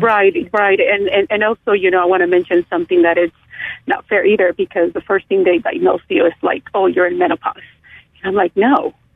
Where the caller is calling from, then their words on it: Prunedale, California, United States; I am calling you from Prunedale.